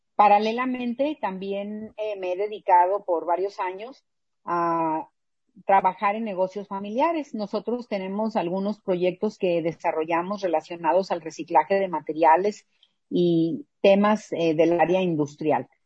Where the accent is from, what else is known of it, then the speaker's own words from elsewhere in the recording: Mexicali, Baja California, Mexico; yo nací aquí en Mexicali